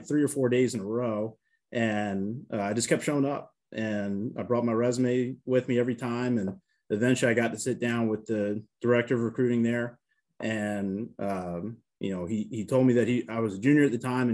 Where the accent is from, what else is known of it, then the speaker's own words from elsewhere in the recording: Baltimore, Maryland, United States; now in Manhattan, Kansas, United States; I'm originally from Baltimore, Maryland. I grew up in a pro town